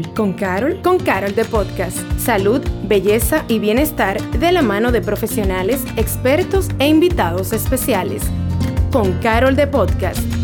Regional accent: Dominican Republic

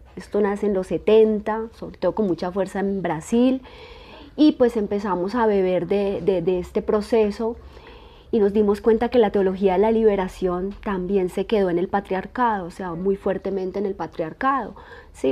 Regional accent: Colombia; nosotras somos colombianas

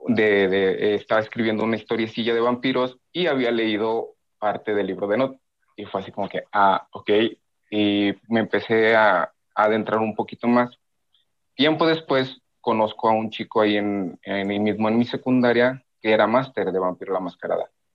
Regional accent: Mexico; soy de México

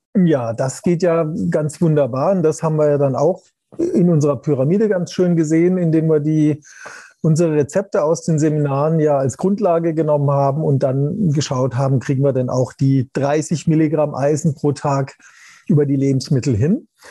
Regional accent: Germany; bei uns in Deutschland

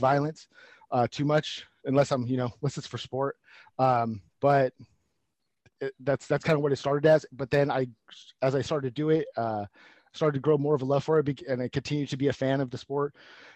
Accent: Stockton, California, United States; I grew up in Stockton

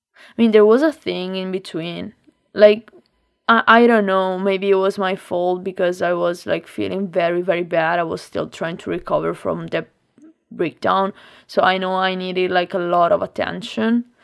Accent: Lombardy, Italy; English is a second language; moved away as an adult; also born or lived in Milan; I have a lot of friends also in my, in my hometown

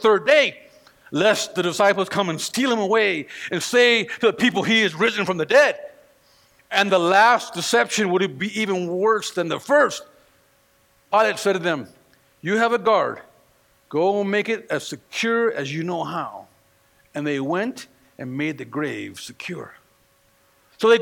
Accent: California, United States; moved away; I'm from California

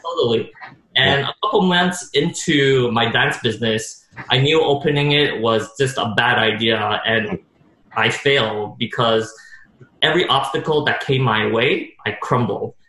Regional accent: Montreal, Quebec, Canada; born or raised there

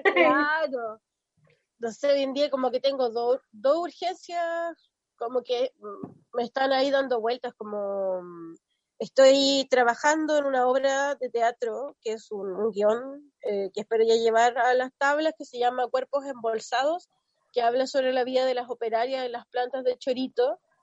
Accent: Chiloé, Los Lagos, Chile; soy de Chiloé, tengo 30 años, ya cambié folio este año, vivo en Castro

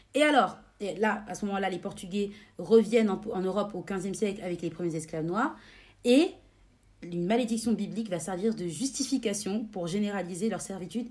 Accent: France; chez nous, en France

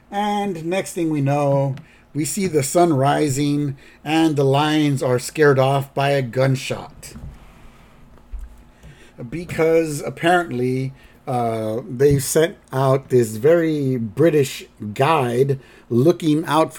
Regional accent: United States; Yeah, we're American.

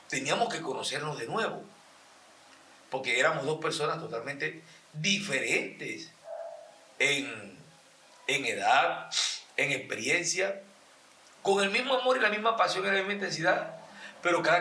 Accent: Venezuela; moved away as an adult; now in Colombia; Porque yo me vine el año pasado en marzo, salí de Venezuela prácticamente viendo con la pandemia antes de que cerraran todo.

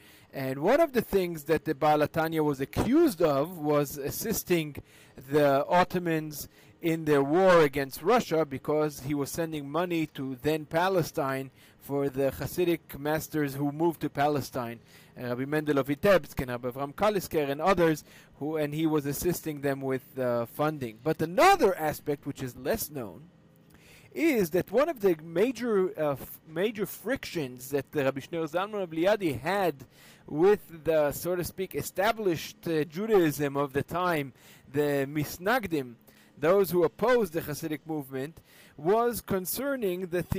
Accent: Istanbul, Turkey; from Istanbul, Turkey.

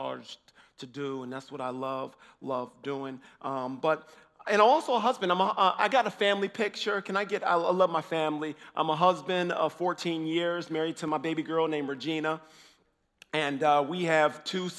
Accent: Illinois, United States; I'm from Illinois. I'm from the States.

